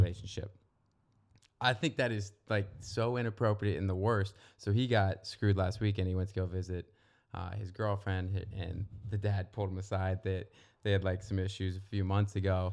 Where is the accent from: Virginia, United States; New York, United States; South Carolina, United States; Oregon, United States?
Virginia, United States; Northern; moved away as an adult; now in Santa Monica, United States; I'm from Virginia, not the South, Northern Virginia